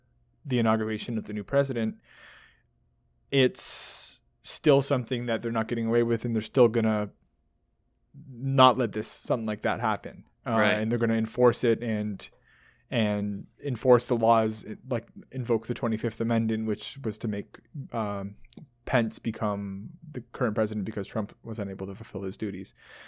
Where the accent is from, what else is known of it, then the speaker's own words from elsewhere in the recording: Canada; comparing it to the Canadian politics, because obviously we're Canadian.